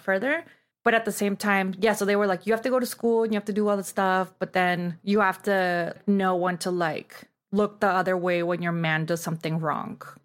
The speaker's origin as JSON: {"language": "English", "town": "Tijuana", "region": "Baja California", "country": "Mexico", "tie": "born or raised there", "moved": "yes", "lives_now": "Los Angeles, United States", "said": "I grew up in Tijuana, and I guess now I would be, like, third generation from Tijuana, and I grew up living in Mexico but going to school in the U S"}